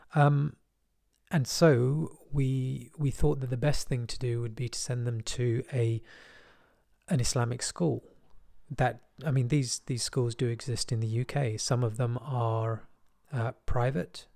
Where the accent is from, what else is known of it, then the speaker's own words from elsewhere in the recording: London, United Kingdom; I was from West London